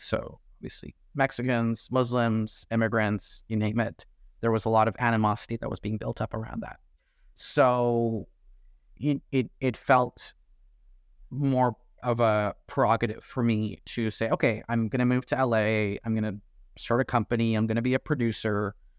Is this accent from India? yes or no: no; Toronto, Ontario, Canada; I'm from Toronto. I get a chance to go to Tiff every year 'cause it's hometown